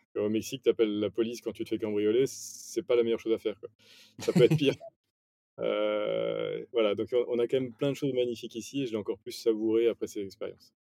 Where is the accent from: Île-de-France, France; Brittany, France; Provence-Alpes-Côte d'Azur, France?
Île-de-France, France; Paris; also born or lived in Nice / Mexico / Chile; j'ai grandi à Paris, autour de Paris